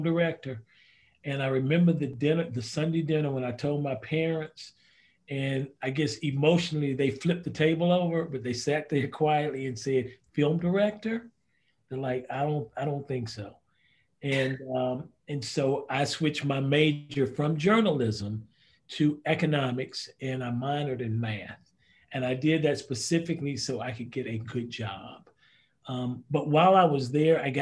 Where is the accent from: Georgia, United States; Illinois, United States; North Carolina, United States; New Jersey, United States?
North Carolina, United States; Greensboro; also born or lived in Reidsville, North Carolina; I grew up in Reidsville, North Carolina, moved to Greensboro